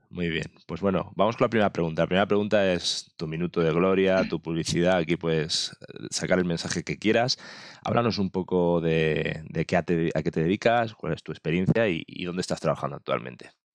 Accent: Mallorca, Balearic Islands, Spain; me he traído un paisano, un paisano de mi tierra, un paisano de Mallorca

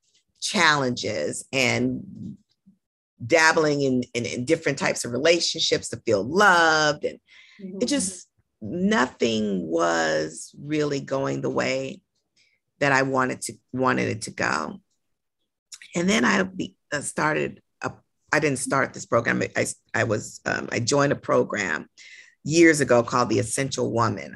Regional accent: Los Angeles, California, United States; I'm born and raised in Los Angeles

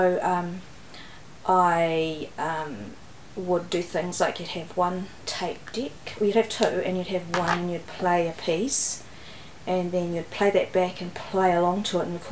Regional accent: Waikato, New Zealand; now in Wellington, New Zealand; I grew up in the Waikato

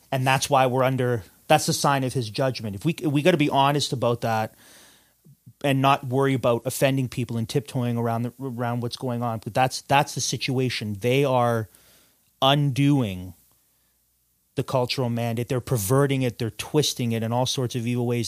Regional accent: Canada

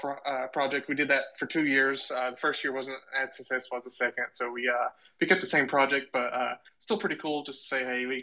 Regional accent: Kentucky, United States; moved away as an adult; now in Arkansas, United States; originally I'm from Kentucky, but I moved to Arkansas for a job after college

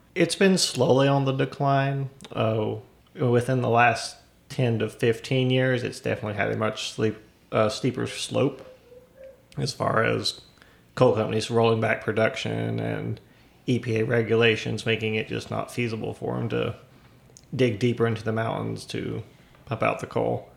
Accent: Johnson City, Tennessee, United States; moved away as an adult; also born or lived in Wintergreen, Virginia; now in Scottsville, United States; I grew up in Johnson City, Tennessee, which nobody knows where that is

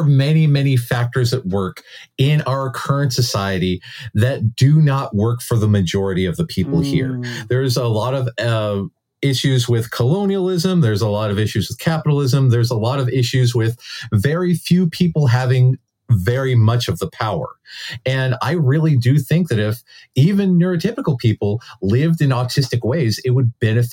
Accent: United States; we as Americans

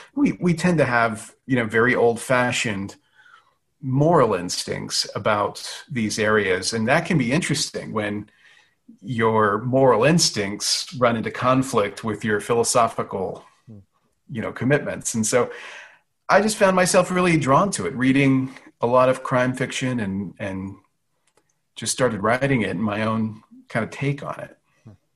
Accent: Louisiana, United States; I was born in Louisiana, grew up in Louisiana

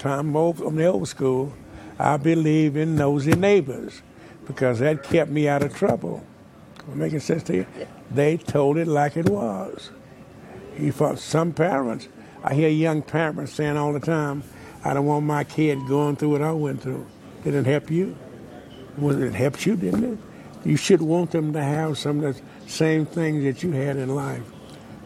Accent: Wichita Falls, Texas, United States; also born or lived in Waxahachie, Texas; I grew up in Wichita Falls, Texas, 601 Dallas Street

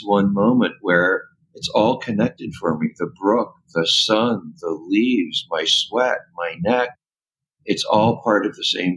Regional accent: Washington, District of Columbia, United States; moved away; also born or lived in California; I grew up in Washington, D.C.

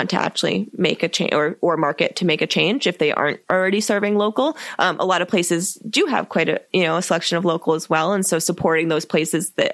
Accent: Southern Maine, United States; moved away; also born or lived in San Diego, California / New England; I grew up in Maine

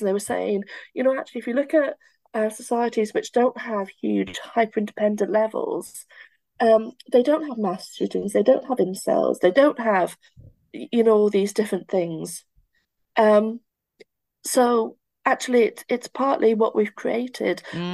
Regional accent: Barry, Wales, United Kingdom; I feel like I belong to Barry Island. Um, I feel like I belong to my accent.

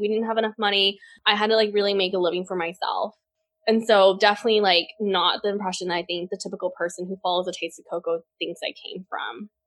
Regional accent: Port Lavaca, Texas, United States; also born or lived in Taiwan; now in Austin, United States; I grew up in this super small town called Port Lavaca, Texas, with a population of 10,000 people

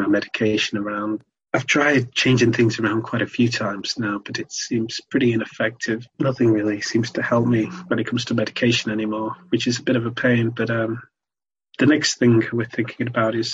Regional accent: Sale, North West England, United Kingdom; I am from Manchester area, sort of south Greater Manchester, more specifically in a town called Sale

